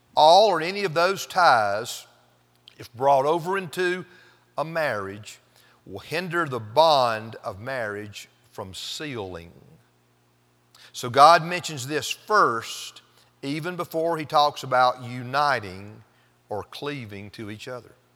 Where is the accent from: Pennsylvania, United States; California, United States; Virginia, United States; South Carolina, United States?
South Carolina, United States; Pendleton; moved away as an adult; also born or lived in Fort Worth, Texas; I was from Pendleton